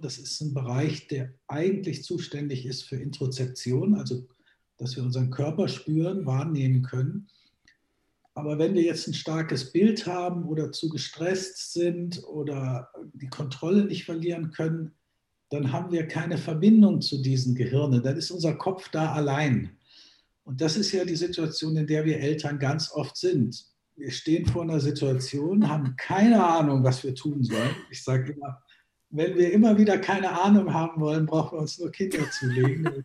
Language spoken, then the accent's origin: German; Germany; also born or lived in Graz, Austria (half Styrian by ancestry); ich bin zwar in Deutschland aufgewachsen, aber eben halber Steirer